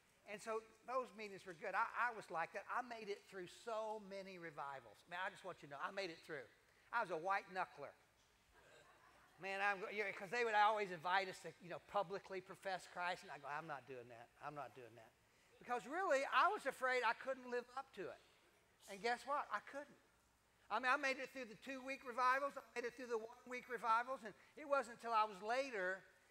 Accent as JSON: {"language": "English", "region": "Kentucky", "country": "United States", "tie": "born or raised there", "said": "I grew up in Kentucky"}